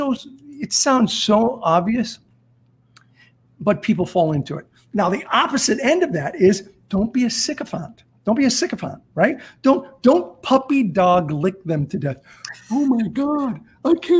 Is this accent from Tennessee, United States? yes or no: no; Azusa, California, United States; also born or lived in South Central LA; I grew up in Azusa, California